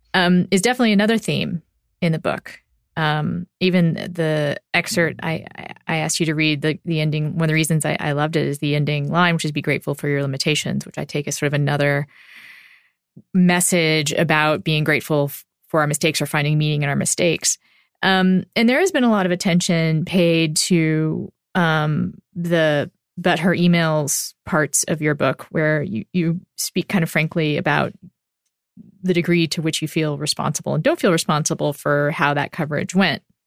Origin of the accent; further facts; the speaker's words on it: Austin, Texas, United States; also born or lived in Round Rock, Texas; I'm from Austin